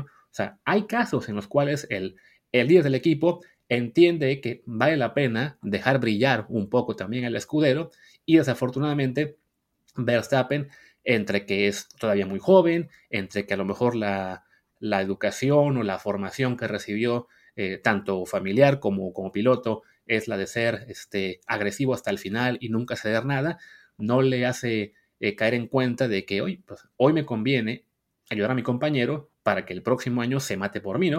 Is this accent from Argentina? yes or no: no; Mexico; somos mexicanos